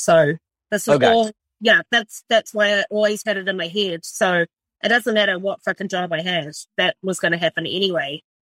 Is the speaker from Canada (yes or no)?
no; New Zealand; moved away as an adult; now in Galway, Ireland; I'm from rural New Zealand, so I grew up in New Zealand.